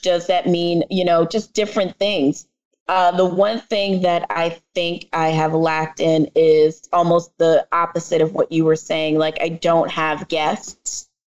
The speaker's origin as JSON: {"language": "English", "town": "The Bronx", "region": "New York", "country": "United States", "said": "So my parents, my family is Jamaican, and I am from the Bronx."}